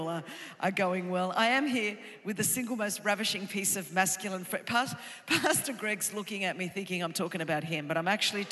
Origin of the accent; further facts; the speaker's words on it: Australia; now in Southern California, United States; I was raised in Australia